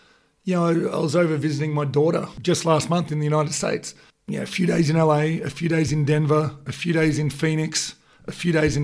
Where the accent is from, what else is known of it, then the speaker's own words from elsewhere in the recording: Australia; as Aussies, that's what we are